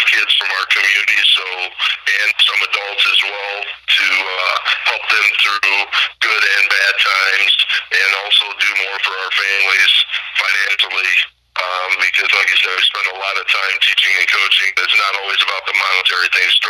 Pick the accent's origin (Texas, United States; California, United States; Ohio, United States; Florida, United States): Ohio, United States; I grew up in Ohio